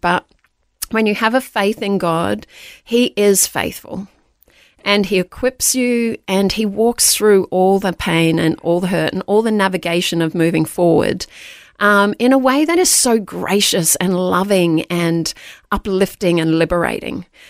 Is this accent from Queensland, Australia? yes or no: yes; Queensland, Australia; born or raised there; also born or lived in Darlinghurst, Sydney, New South Wales